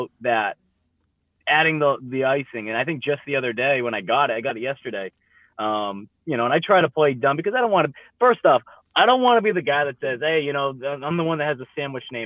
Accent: Northeast, United States; moved away as an adult; also born or lived in Mississippi; now in South Carolina, United States; growing up in the Northeast, I didn't even know what Bojangles was

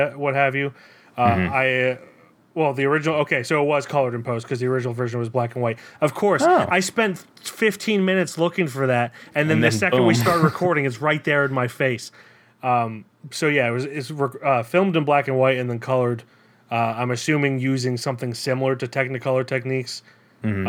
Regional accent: United States; as an American

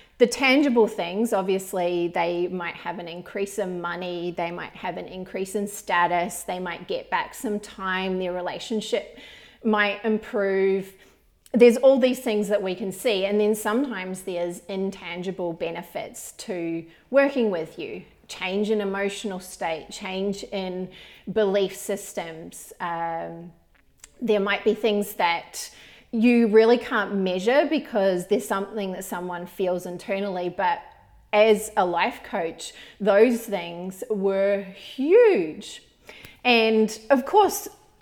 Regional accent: New Zealand; when I was growing up in New Zealand

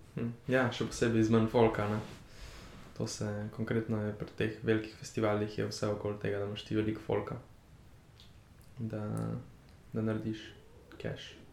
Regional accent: Slovenia; also born or lived in Berlin

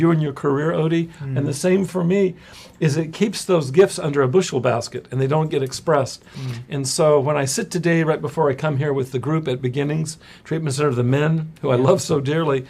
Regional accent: Visalia, California, United States; now in Los Angeles, United States; I grew up in Central California. I lived in Visalia.

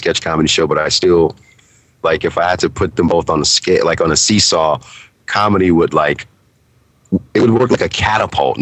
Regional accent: New Orleans, Louisiana, United States; moved away as an adult; also born or lived in Garden City, New York; I'm actually originally from New Orleans.

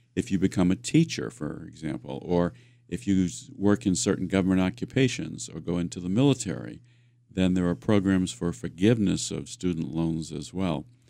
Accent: Worcester, Massachusetts, United States; I grew up in the Worcester area.

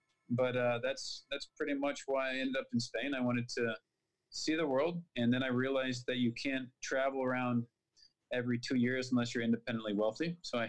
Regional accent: Minnesota, United States; born there; also born or lived in Texas / Arizona; I'm from the United States. I was born in Minnesota, which is quite close to Canada.

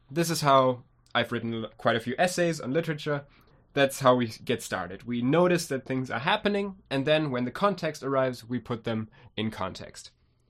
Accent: Germany; we're from Germany.

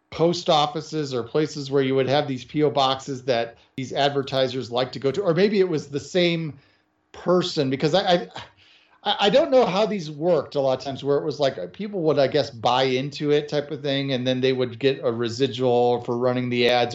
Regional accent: Chicago, Illinois, United States; I grew up in the Chicago area

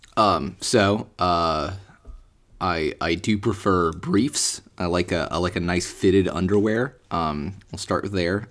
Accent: United States; I'm, I'm American

